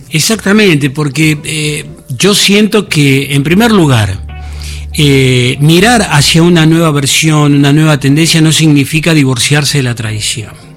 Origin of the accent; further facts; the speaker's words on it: Buenos Aires, Argentina; dedicada a mi barrio de San Cristóbal